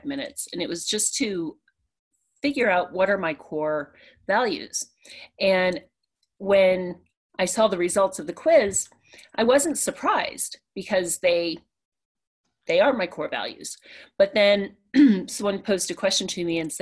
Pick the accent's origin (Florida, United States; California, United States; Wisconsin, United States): Florida, United States; a small town outside of Orlando; also born or lived in Pennsylvania; I grew up in a small town outside of Orlando